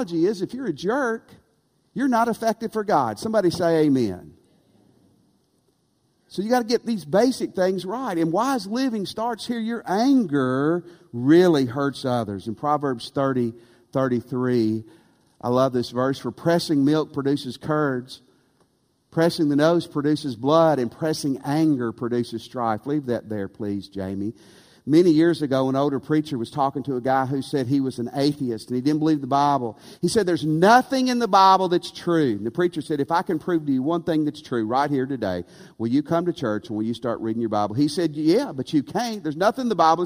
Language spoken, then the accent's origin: English; West Tennessee, United States; Near where Clayton and Mary and I grew up in West Tennessee, in the 1980s